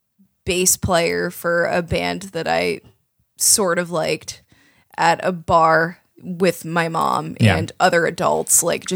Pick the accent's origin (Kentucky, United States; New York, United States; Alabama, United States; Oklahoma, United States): Oklahoma, United States; Tulsa; I'm from Tulsa, Oklahoma